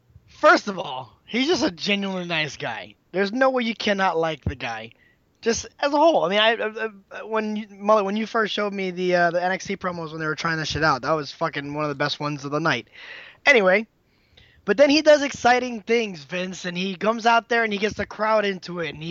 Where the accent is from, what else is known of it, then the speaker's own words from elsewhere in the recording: Miami, Florida, United States; Miami, Florida.